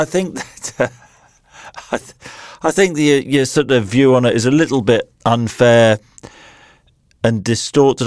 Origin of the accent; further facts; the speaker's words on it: Nottingham, East Midlands, United Kingdom; I was born in Nottingham. uh, used to support Forrest as, as a kid